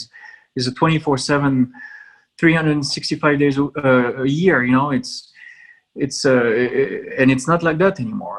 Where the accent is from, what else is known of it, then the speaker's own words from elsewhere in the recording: France; now in United States; And I come from France